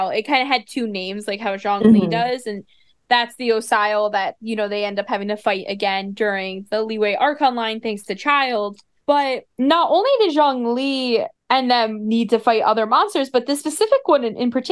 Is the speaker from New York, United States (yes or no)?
yes; New York, United States; I'm from New York